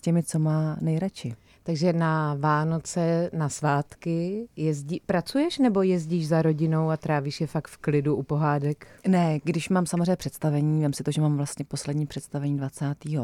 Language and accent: Czech; Brno, South Moravian Region, Czechia; jsem z Brna